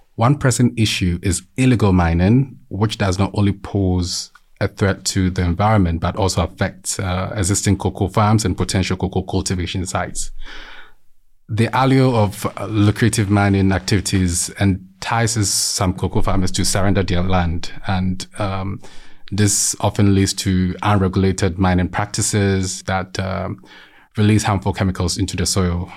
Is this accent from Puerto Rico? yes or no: no; Ghana; moved away; I hail from Ghana, a neighboring country to Cote d'Ivoire